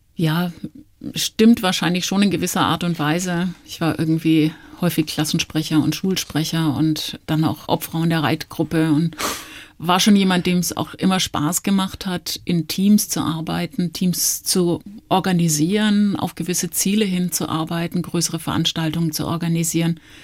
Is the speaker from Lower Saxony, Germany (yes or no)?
no; Nuremberg, Bavaria, Germany; moved away as an adult; also born or lived in Stuttgart / Durban, South Africa / Switzerland / Frankfurt; now in Munich, Germany; meine Eltern sind dann relativ schnell nach Nürnberg gezogen. Da bin ich auch aufgewachsen, habe meine Kindheit verbracht